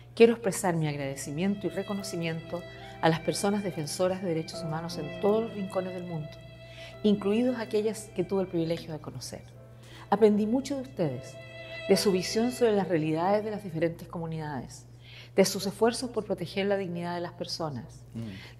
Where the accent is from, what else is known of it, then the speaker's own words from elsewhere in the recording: Chile; moved away; Como muchos chilenos de mi generación, tuve que enfrentarme a un gobierno opresivo